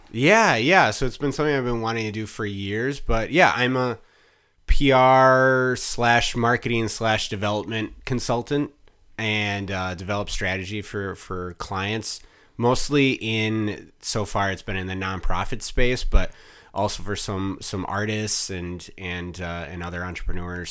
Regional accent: Mukwonago, Wisconsin, United States; I grew up in Maquanago

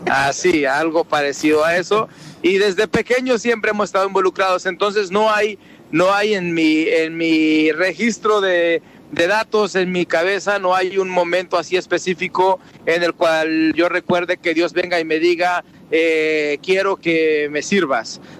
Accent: Mexico; now in United States; Soy mexicano, eh, tengo radico en los Estados Unidos.

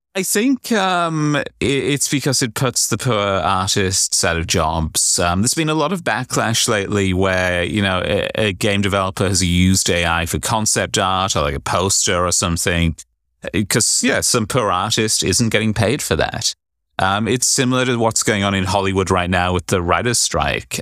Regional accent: United Kingdom; being British, you'd think I just instinctively always be carrying an umbrella, but I'm also a northerner

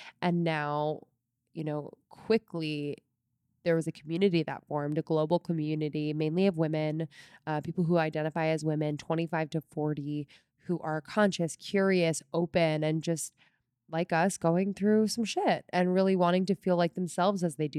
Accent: Newtown, Pennsylvania, United States; I grew up just north of Philadelphia in Bucks County, Pennsylvania, a little town called Newtown. And I was the oldest of four kids.

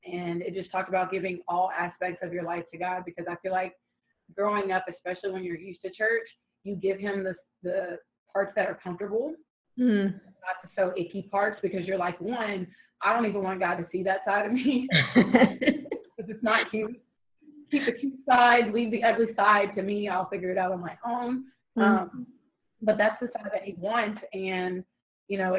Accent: United States; I'm an American

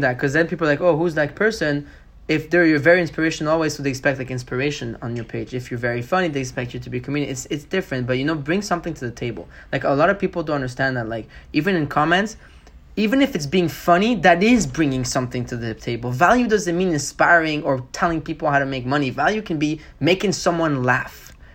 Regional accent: Montreal, Quebec, Canada; I'm from Montreal

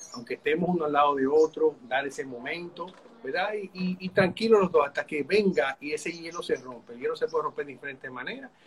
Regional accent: Santo Domingo, Distrito Nacional, Dominican Republic; yo soy de Santo Domingo, mi esposa también

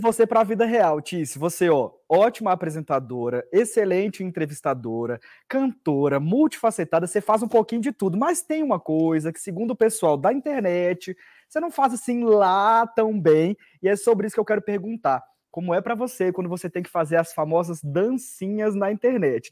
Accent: Bahia, Brazil; eu sou da Bahia

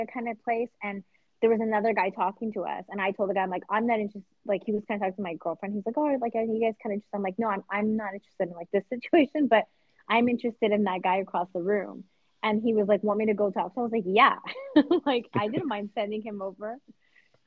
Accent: Vancouver, British Columbia, Canada; now in United States; I'm from Vancouver

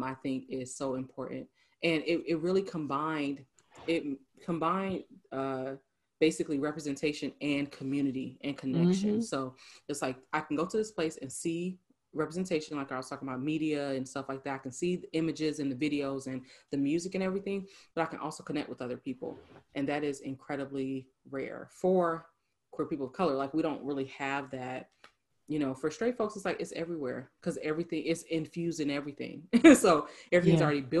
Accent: Atlanta, Georgia, United States; I'm from Atlanta

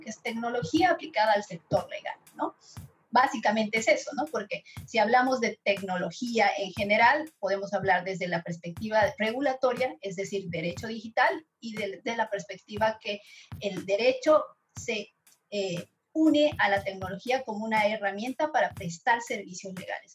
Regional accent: Bolivia; soy boliviana

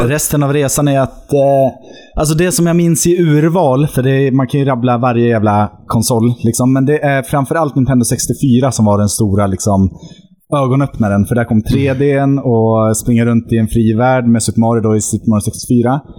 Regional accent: Mariefred, Södermanland, Sweden; moved away; also born or lived in Norway; därifrån kommer jag, för born and raised så att säga.

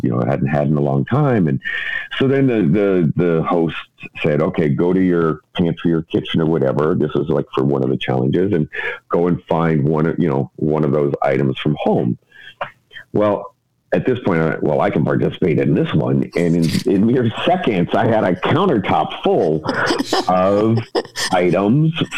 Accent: United States; now in Canada; being an American living in Canada is very different from being an American living in Italy

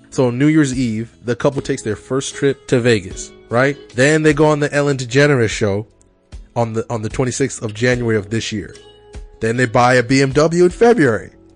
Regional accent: Kenya; moved away; I'm from Kenya

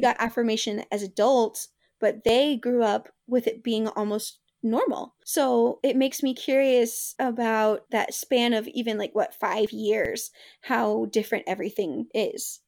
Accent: the South, United States; me growing up in the South

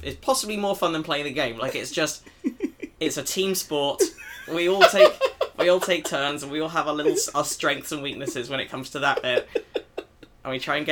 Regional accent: London, United Kingdom; moved away as an adult; now in Los Angeles, United States; I grew up in London

